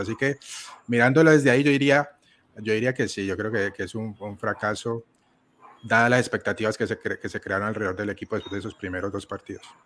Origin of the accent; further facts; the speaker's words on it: Colombia; yo siendo colombiano